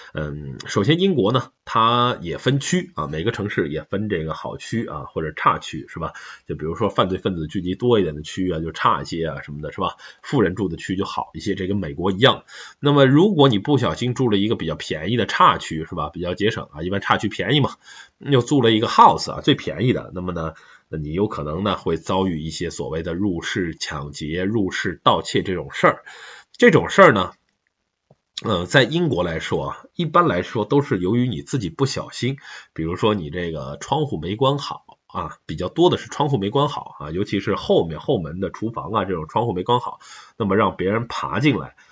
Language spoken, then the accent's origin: Chinese; China; 我们中国人